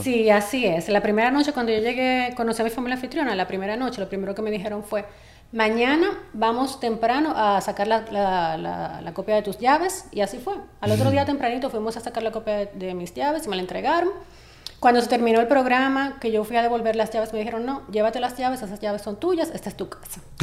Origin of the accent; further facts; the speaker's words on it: Dominican Republic; como dominicana o dominicana